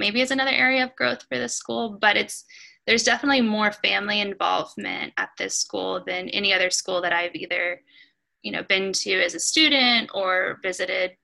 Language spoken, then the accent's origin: English; Jacksonville, Florida, United States; also born or lived in Arkansas; now in Nashville, United States; I grew up in Florida, and moved from Florida to Arkansas. So I moved from a really diverse community in Jacksonville, Florida, to a really homogenous community